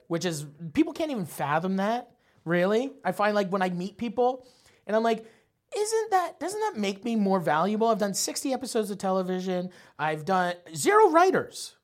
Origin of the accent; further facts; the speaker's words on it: St. Thomas, Ontario, Canada; also born or lived in Nova Scotia; we moved from Nova Scotia to fucking Saint Thomas, Ontario